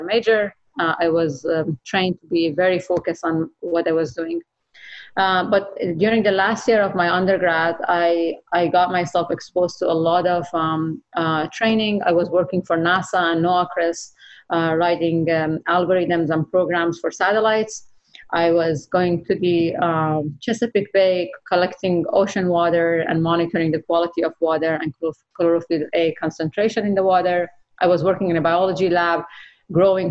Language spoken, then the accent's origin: English; Iran; moved away as an adult; now in United States; as a woman growing up in Iran